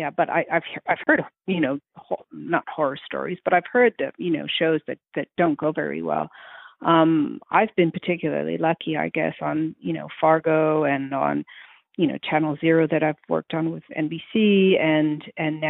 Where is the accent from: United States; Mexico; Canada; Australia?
Canada; Montreal, Quebec; I'm from Montreal